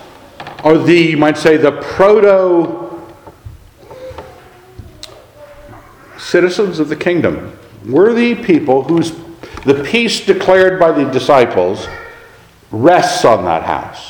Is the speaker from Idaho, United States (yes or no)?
yes; Idaho, United States; I'm an Idahoan